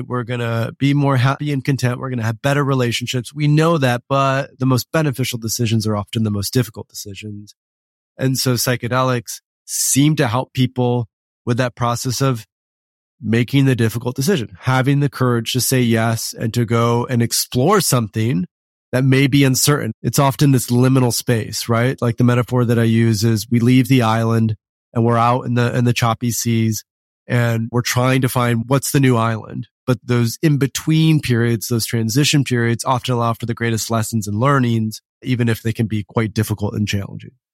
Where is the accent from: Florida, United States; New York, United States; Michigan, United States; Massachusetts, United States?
Michigan, United States; West; I grew up in West Michigan.